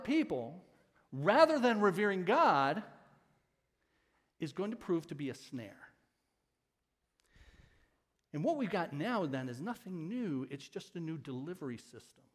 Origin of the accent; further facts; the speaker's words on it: Ecorse, Michigan, United States; When I was a kid growing up in Ecorse, many of you know I grew up there